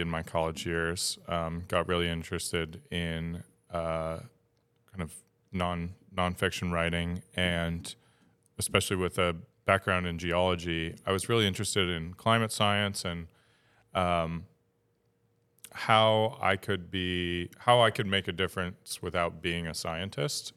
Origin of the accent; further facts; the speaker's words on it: Upstate New York, United States; moved away as an adult; now in Maine, United States; Upstate New York